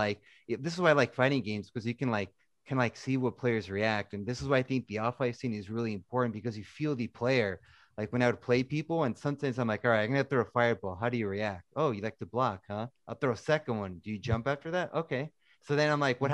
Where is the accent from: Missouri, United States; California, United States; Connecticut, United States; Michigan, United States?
California, United States; Tracy; my hometown